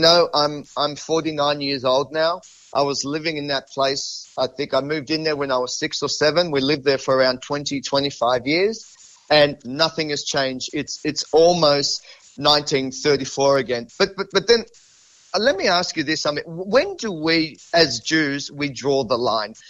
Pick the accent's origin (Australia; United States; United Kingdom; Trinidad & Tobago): Australia; Sydney, New South Wales; I'm born and bred in Sydney. I've lived here my entire life.